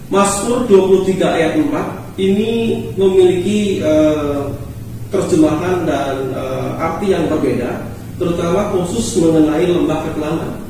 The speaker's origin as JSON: {"language": "Indonesian", "town": "Jepara", "region": "Central Java", "country": "Indonesia", "said": "Eh, kebetulan di kampung di mana saya tinggal eh, di Jepara, saudara dan saudari sekalian, ya saya berasal dari Jepara."}